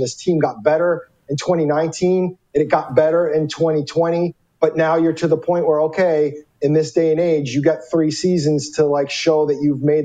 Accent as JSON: {"language": "English", "region": "Arizona", "country": "United States", "tie": "born or raised there", "said": "even though I grew up in Arizona"}